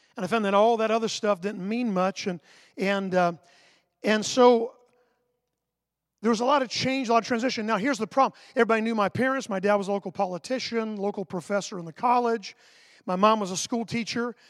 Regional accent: Sanford, Florida, United States; I grew up in Sanford. The city that's in all the headlines right now is my hometown.

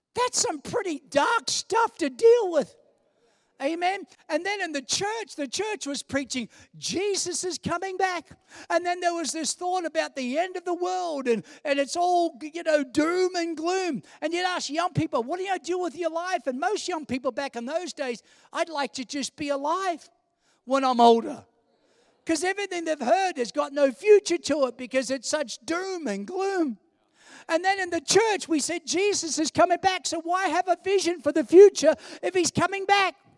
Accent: New York City, New York, United States; as a little kid and growing up in New York City

